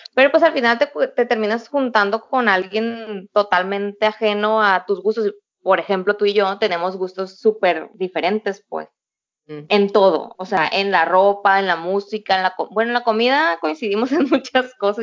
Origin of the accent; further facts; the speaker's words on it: Culiacán, Sinaloa, Mexico; moved away as an adult; now in Shenzhen, China; Soy de Culiacán, Sinaloa y vivo en China